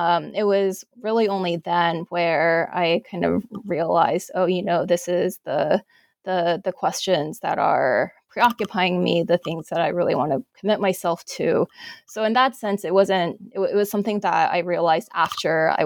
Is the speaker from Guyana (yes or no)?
no; Alabama, United States; moved away as an adult; also born or lived in Northwestern; I grew up in Alabama